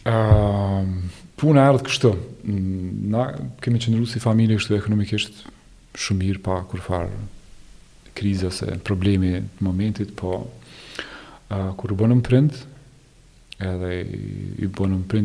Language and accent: Albanian; Kosovo; moved away as an adult; now in Germany